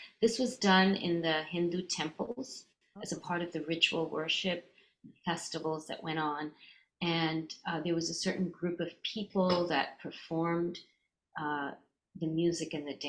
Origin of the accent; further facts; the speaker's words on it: Canada; also born or lived in India; I grew up in Canada. I was born in India, but I moved when I was a baby. And so we lived in many different cities in Canada. And so when I was about five, we were in Edmonton, Alberta, out west.